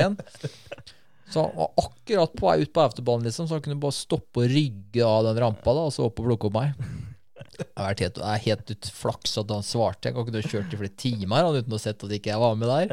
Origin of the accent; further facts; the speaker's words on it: Norway; Jeg er fra Norge